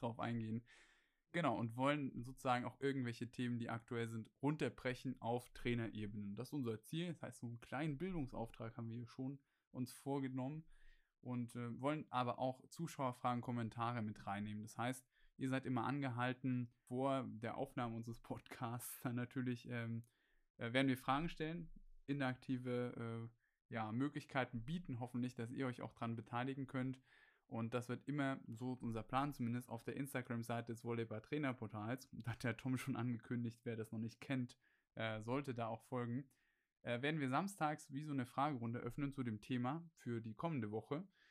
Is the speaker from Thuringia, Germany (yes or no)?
yes; Gera, Thuringia, Germany; moved away as an adult; also born or lived in Erfurt; nach Gera zurückzugehen, zu meiner Heimatstadt